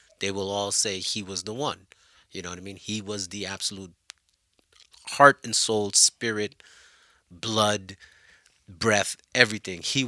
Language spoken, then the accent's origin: English; Haiti; I was born in Haiti